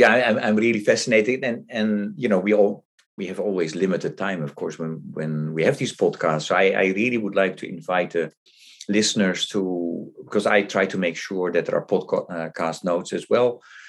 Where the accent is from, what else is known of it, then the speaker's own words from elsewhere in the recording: Netherlands; my Swedish is not good enough. I thought, you know, I'm from the Netherlands, I will be able to understand